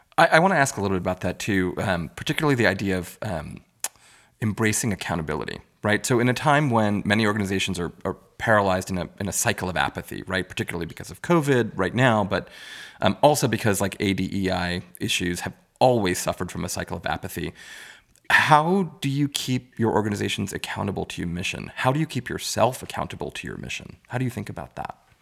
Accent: New York City, New York, United States; I grew up in Richmond Hill, Queens

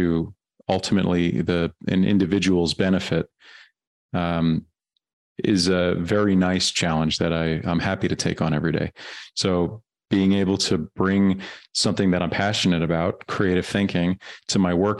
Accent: New York, United States; also born or lived in Germany; I'm from New York, but I lived in Germany for 6 years.

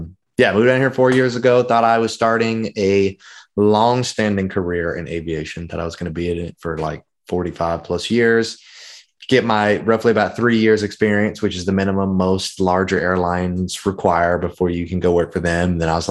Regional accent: Memphis, Tennessee, United States; You could say I'm from Memphis, Tennessee. I tell everyone I'm from Memphis, Tennessee, but my dad was in the Navy for 30 years. So I am a Navy brat. We moved quite a bit, but we stayed in Memphis the longest.

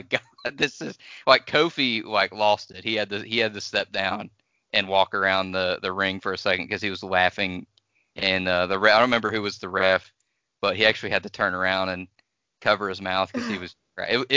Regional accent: Cincinnati, Ohio, United States; I'm from Cincinnati. It's a strange place.

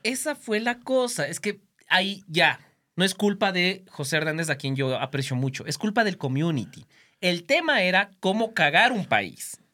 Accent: Quito, Pichincha, Ecuador; yo me crié en Quito donde la democracia popular era fuerte

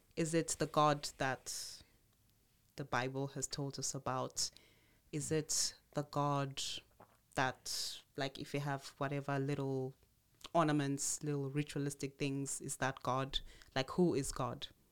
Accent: Zimbabwe; also born or lived in Tanzania; my mom, having had that option, um, left Tanzania at the time and moved to Zimbabwe. And there she went into another Protestant church, a Pentecostal church. Okay, so we grew up more in the Pentecostal church.

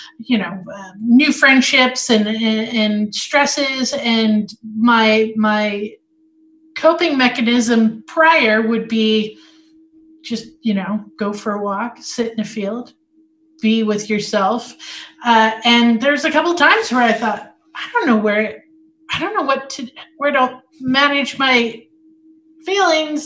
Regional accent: Sexsmith, Alberta, Canada; now in Calgary, Canada; where I was raised was north of here. So about a 9-hour drive north, because this is how we explain distance in Alberta. 9 hours north in a small town, Sexsmith, Alberta

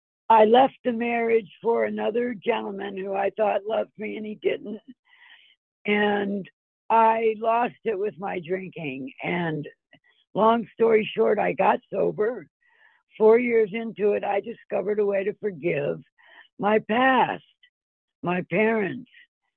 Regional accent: Ohio, United States; also born or lived in Philadelphia / Colorado / California; It all started, I'm from Philadelphia. That's where I was born. And my family moved as far west as Ohio. And then I continued to travel west to Colorado and then to California.

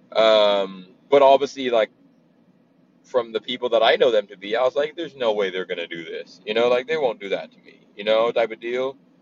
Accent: Bahamas; moved away as an adult; also born or lived in New Jersey / Brooklyn, New York; now in Oklahoma, United States; I'm born and raised in the Bahamas. Um, I moved to America when I was 18

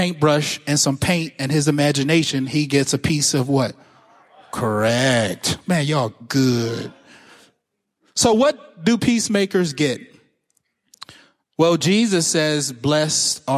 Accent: Pittsburgh, Pennsylvania, United States; I'm from Pittsburgh. I went to public school.

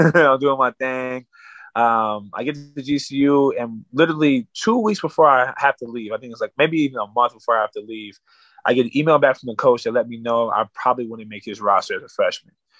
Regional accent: Winslow, Arizona, United States; from my hometown at that time, nobody was playing at no high level like that. So I got a chance to really make a, a name for Winslow, Arizona

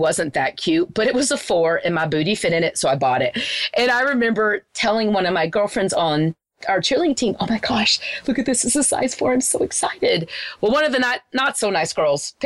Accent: Wichita Falls, Texas, United States; where I grew up in Wichita Falls is a very small town.

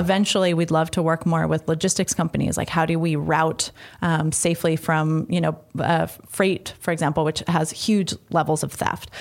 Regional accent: San Francisco, California, United States; moved away as an adult; also born or lived in Boston; now in Washington, D.C., United States; I'm from San Francisco

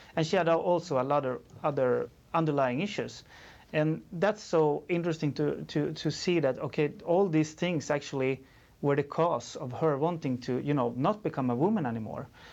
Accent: Sweden; I'm from Sweden

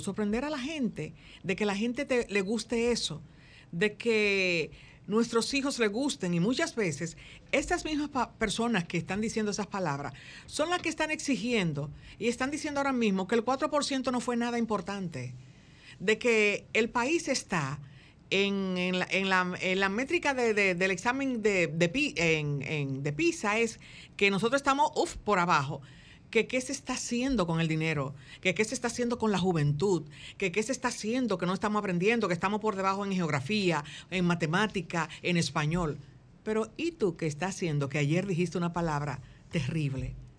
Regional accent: Dominican Republic; hablo de la República Dominicana porque es aquí donde yo vivo

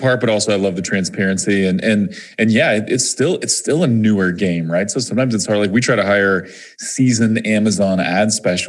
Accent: Springfield, Missouri, United States; also born or lived in Kansas City, Missouri; I grew up in Springfield, Missouri, which is where OMG is headquartered, but I was born in Kansas City. All my family's from Kansas City.

